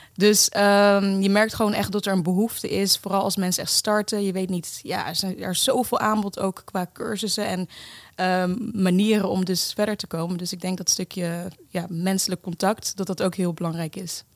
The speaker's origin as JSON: {"language": "Dutch", "town": "The Hague", "region": "South Holland", "country": "Netherlands", "tie": "born or raised there", "also_born_or_lived": "Kenya", "said": "geboren in Kenia en op mijn tweede met mijn moeder naar Nederland verhuisd, naar Den Haag. Um, daar inderdaad de Nederlandse school en ja, gewoon een, een redelijk normale jeugd"}